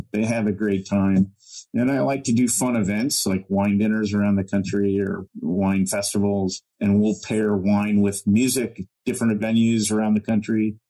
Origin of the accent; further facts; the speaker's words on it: Illinois, United States; moved away; grew up in cornfields in Illinois, but I was never a farmer